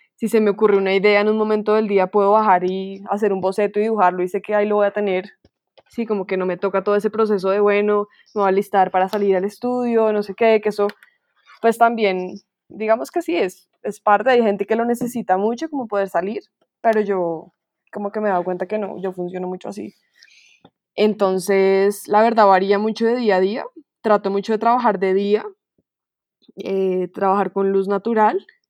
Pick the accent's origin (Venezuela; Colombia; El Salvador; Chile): Colombia